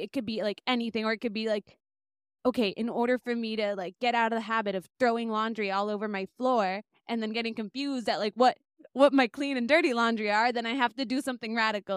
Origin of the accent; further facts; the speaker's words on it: Bay Area, Northern California, United States; also born or lived in Lima, Peru / Boston; I grew up in the in the Bay Area, Northern California